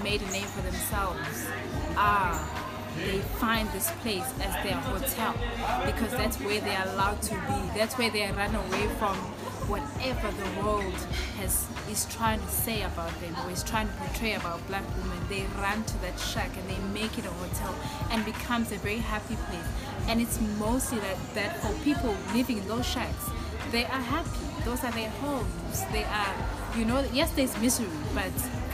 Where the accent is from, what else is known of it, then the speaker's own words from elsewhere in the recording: Inanda, KwaZulu-Natal, South Africa; I'm from Inanda, there are a lot of shacks around